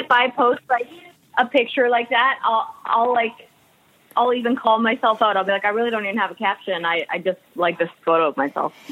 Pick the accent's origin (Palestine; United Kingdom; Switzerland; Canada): Canada; Alberta; moved away as an adult; also born or lived in Vancouver, Canada; now in United States; I grew up in Alberta, Canada, and then I had moved out to Vancouver on a dance scholarship